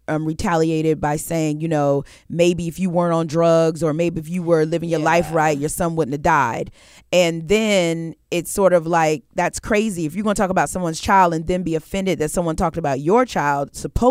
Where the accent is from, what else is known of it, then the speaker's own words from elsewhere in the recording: New York, United States; I'm from New York.